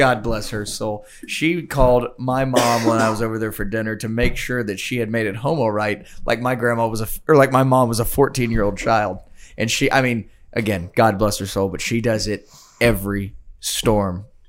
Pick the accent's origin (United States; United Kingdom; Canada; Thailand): United States; Kansas; I'm from Kansas. I've been through this.